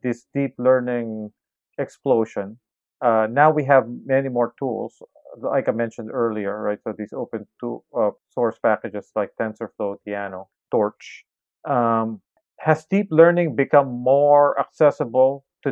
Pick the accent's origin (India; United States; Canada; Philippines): Philippines; I grew up in the Philippines, which is now the call center capital of the world